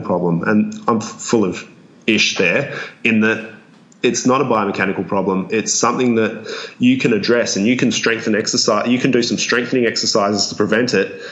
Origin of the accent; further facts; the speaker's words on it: Australia; accent: Australian; my Australian accent and any of my Australianisms